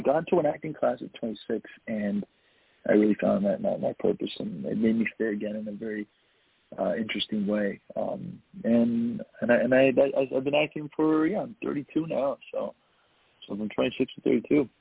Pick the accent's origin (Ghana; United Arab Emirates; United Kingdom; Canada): Canada; Toronto, Ontario; I was born and raised in Toronto.